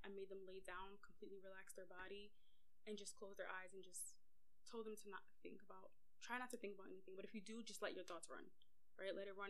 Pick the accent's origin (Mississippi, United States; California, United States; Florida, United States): Mississippi, United States